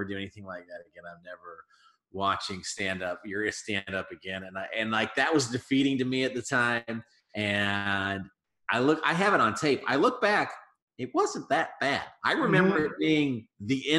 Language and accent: English; Colorado, United States; moved away as an adult; now in Chicago, United States; So I'm born and raised in Colorado, and I moved out here about 4.5 years ago to Chicago